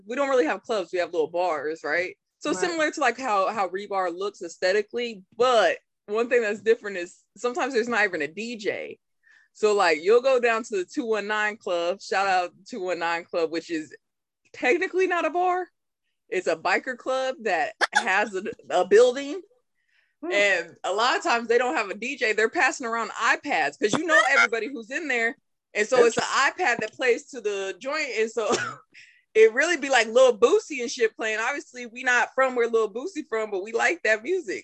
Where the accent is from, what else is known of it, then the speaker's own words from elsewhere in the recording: Burlington, Iowa, United States; now in San Antonio, United States; my hometown, Burlington